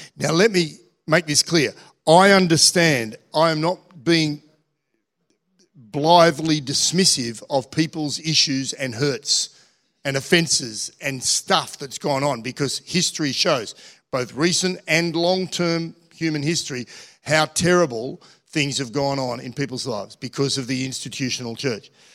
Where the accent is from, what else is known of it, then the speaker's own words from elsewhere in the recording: Australia; we're Australian.